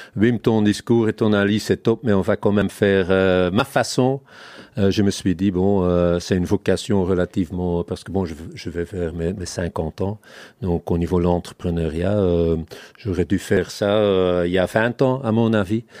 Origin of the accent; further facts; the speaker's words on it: Hoogstraten, Flanders, Belgium; first language Dutch; French is a second language; moved away as an adult; now in Brussels, Belgium; je suis vrai néerlandophone à la base. Je viens des, des Flandres profondes, Hoogstraten, près de la frontière hollandaise. Mais ça fait quand même 25 ans euh, que j'habite ici